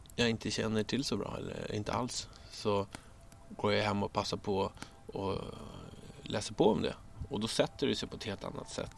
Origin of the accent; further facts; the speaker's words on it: Stockholm, Stockholm County, Sweden; Jag växte upp i Bromma